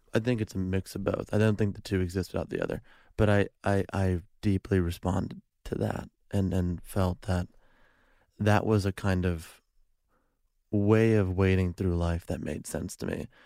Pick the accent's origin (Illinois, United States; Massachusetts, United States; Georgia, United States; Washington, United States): Illinois, United States; Chicago; now in Los Angeles, United States; I'm from Chicago